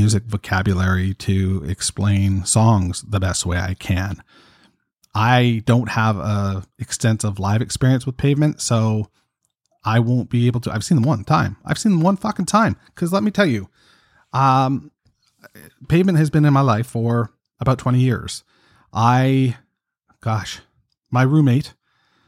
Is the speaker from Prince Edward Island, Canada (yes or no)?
no; Toronto, Ontario, Canada; I'm from Toronto, Canada